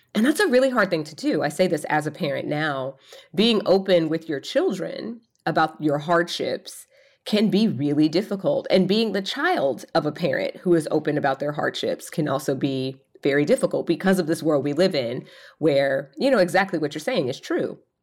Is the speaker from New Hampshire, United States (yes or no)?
no; Atlanta, Georgia, United States; I was born in Atlanta, Georgia